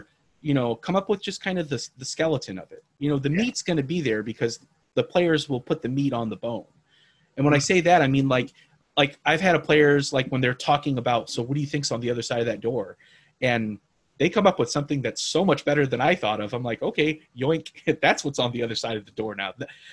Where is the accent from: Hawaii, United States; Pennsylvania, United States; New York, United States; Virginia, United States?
Hawaii, United States; now in Austin, United States; I'm from Hawaii